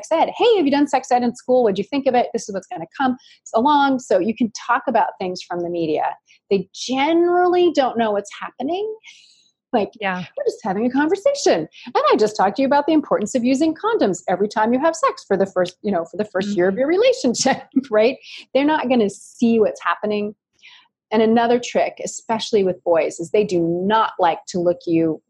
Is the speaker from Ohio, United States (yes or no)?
no; Ashland, Oregon, United States; born or raised there